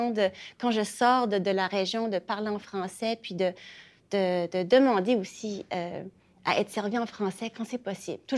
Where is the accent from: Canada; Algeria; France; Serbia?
Canada; Acadia; moi, ça, me rejoint personnellement comme je suis acadienne.